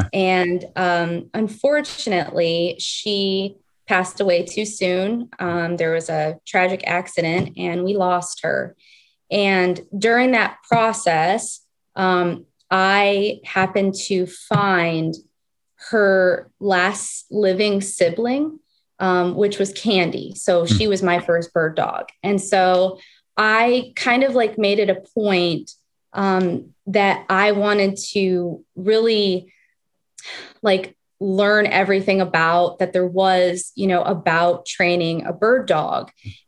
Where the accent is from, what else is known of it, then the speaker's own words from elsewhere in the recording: Las Vegas, Nevada, United States; also born or lived in California; I was born here originally, and then my family moved to Las Vegas. So I grew up in Nevada